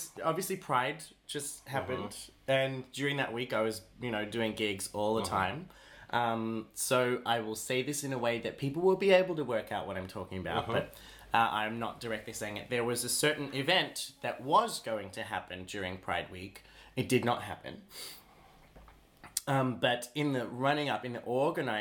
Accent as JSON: {"language": "English", "country": "Australia", "said": "I'm an Australian"}